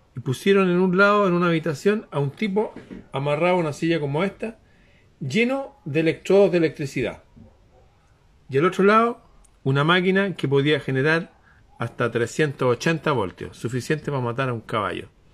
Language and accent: Spanish; Santiago, Santiago Metropolitan Region, Chile; acá en Santiago